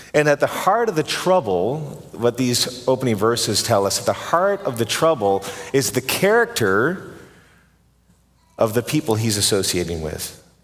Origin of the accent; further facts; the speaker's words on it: Canada; I'm Canadian